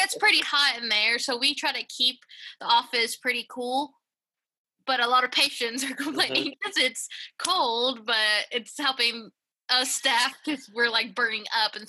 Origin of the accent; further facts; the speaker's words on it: Knoxville, Tennessee, United States; also born or lived in Honduras; I was born in Honduras. Ooh, okay. But I'm pretty much from Knoxville because I've been here since I was eight.